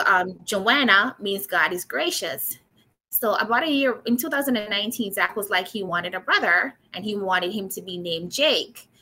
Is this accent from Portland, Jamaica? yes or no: no; Manchester, Jamaica; moved away; I was born and raised in Manchester, Jamaica